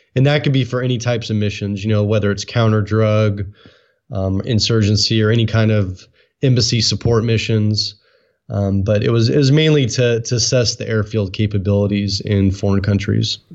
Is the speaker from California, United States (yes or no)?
yes; Oakland, California, United States; also born or lived in San Francisco Bay Area; I was born and raised in Oakland